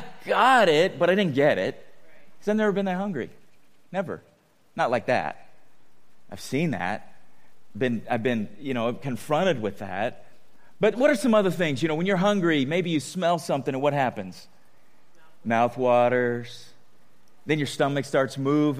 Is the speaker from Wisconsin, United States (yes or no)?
no; San Diego, California, United States; growing up in San Diego